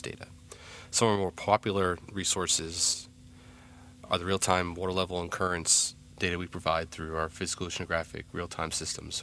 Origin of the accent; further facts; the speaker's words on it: New Jersey, United States; growing up in New Jersey, I was always had an affinity for the beach